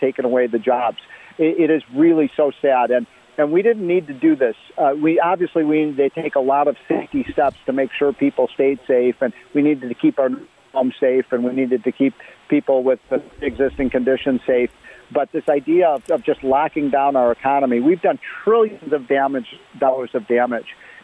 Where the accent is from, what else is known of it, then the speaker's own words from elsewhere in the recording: Illinois, United States; my home state of Illinois